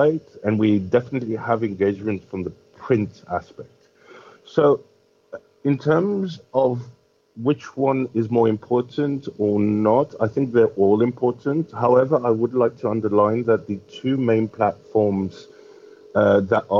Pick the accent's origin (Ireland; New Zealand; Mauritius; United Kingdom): Mauritius; in Mauritius, that we are classed as an African country